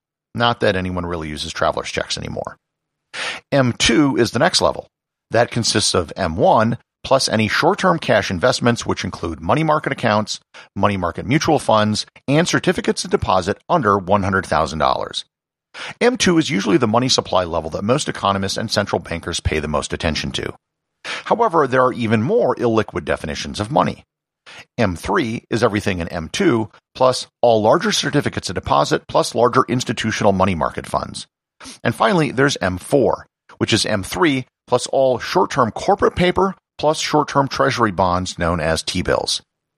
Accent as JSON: {"language": "English", "region": "New Mexico", "country": "United States", "tie": "born or raised there", "said": "There are many wonderful things for people to learn about my home state of New Mexico"}